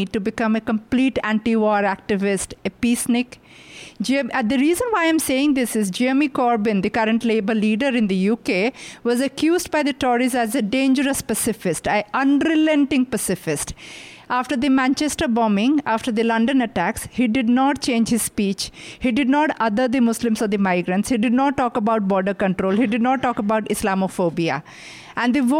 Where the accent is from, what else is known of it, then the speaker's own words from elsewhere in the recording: Odisha, India; I come from, my home state is Orissa, which is an eastern Indian state